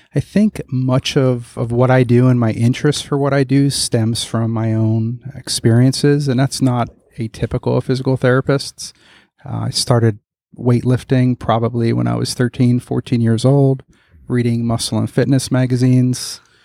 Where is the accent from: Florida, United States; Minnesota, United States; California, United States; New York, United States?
Florida, United States; Broward County, South; also born or lived in Philadelphia / Palm Beach County; I was born in Philadelphia, but I grew up in South Florida, Broward County area